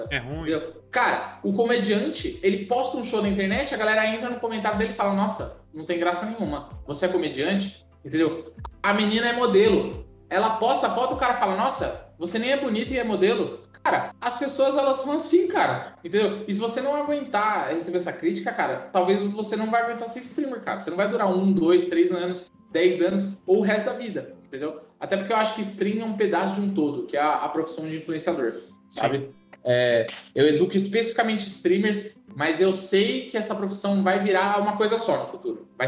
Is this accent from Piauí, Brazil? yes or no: no; São Paulo, Brazil; Cara, eu vim, eu vim de São Paulo, capital, velho.